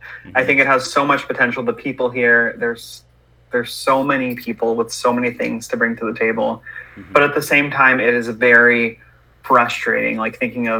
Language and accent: English; Stockton, California, United States; I am born and raised in Stockton.